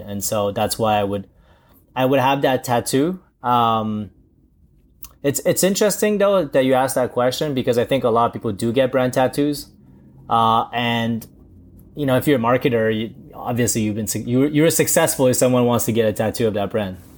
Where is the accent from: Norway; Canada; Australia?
Canada; also born or lived in China; originally I'm, I was from China, but I've gr-, kinda grown in, uh, in Canada.